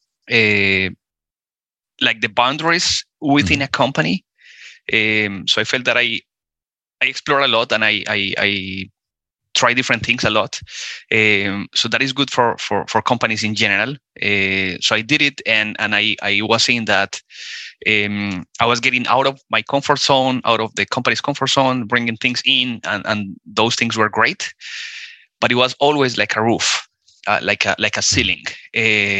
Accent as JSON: {"language": "English", "country": "Colombia", "tie": "born or raised there", "also_born_or_lived": "Spain / Costa Rica / California", "moved": "as an adult", "said": "I am originally from Colombia, South America. I moved out from Colombia when I was 18"}